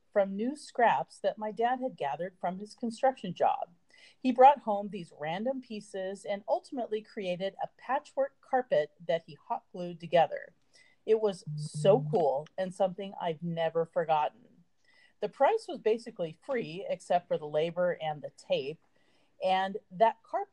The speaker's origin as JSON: {"language": "English", "region": "California", "country": "United States", "tie": "born or raised there", "said": "I'm a native Californian, born and raised on the West Coast"}